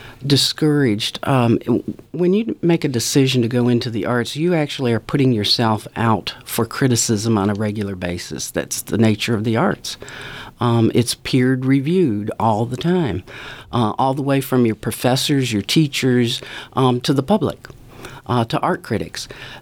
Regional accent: Ontario, Canada; now in Mississippi, United States; all the sights and sounds and smells of special summers that I appreciated when I was growing up in Ontario.

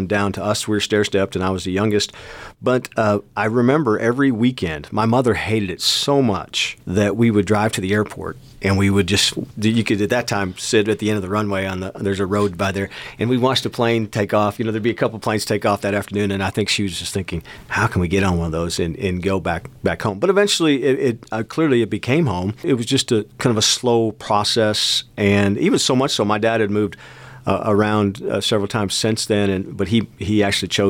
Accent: Seneca Falls, New York, United States; now in West Texas, United States; where we were growing up, in Seneca Falls, New York, which is by Syracuse

